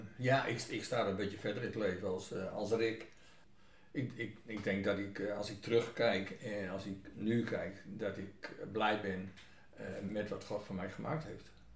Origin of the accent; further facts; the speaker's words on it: Groningen, Netherlands; now in Buitenpost, Netherlands; Ik ben geen Fries. Geboren in het Groningenland